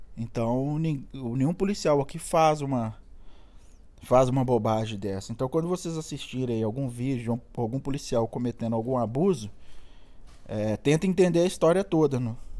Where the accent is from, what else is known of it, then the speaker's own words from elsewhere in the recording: Minas Gerais, Brazil; moved away as an adult; now in California, United States; Pra mim que sou mineiro